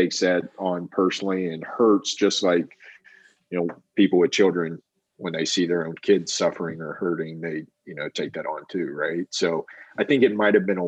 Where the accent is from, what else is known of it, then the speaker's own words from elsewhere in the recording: Huntington, West Virginia, United States; moved away as an adult; also born or lived in Cincinnati, Ohio; I grew up in Huntington, West Virginia, but from Cincinnati originally